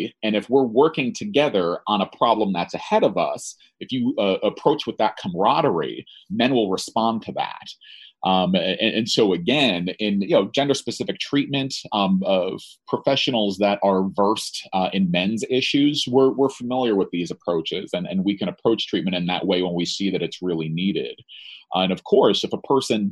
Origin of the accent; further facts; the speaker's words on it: New Jersey, United States; I'm from New Jersey